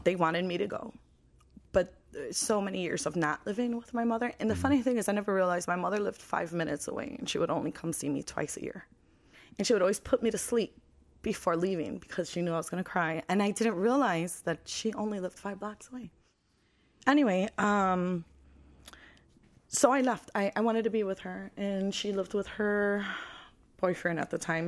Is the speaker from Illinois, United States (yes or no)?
yes; Chicago, Illinois, United States; I'm from Chicago, born and raised.